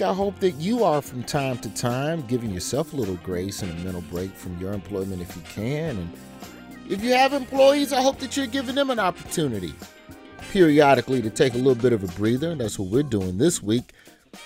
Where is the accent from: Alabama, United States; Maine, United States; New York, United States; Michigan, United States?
Alabama, United States; my home state of Alabama